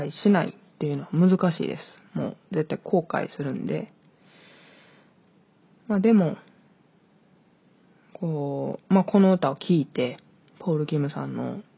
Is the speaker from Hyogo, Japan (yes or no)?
yes; Hyogo, Japan; also born or lived in Hokkaido; 北海道生まれ、兵庫県育ちの23歳の